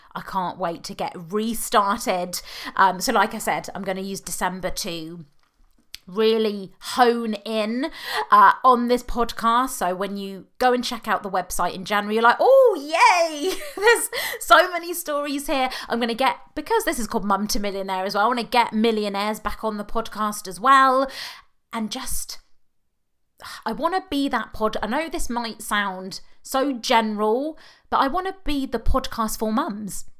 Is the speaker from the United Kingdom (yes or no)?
yes; United Kingdom; accent: British; now in Oxfordshire, United Kingdom; even though I know you can tell from my accent I'm British